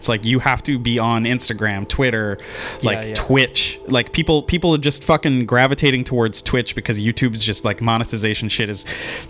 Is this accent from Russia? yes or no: no; Langley, British Columbia, Canada; also born or lived in Surrey; So I grew up in Langley in Surrey